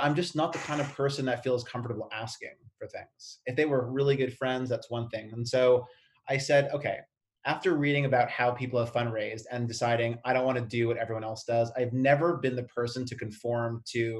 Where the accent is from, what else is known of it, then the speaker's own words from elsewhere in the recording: Canada; I'm Canadian.